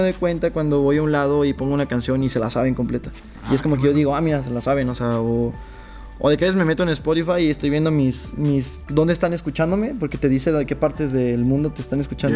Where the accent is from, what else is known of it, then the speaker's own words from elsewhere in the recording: Zacatecas, Mexico; now in León, Mexico; yo soy de Zacatecas.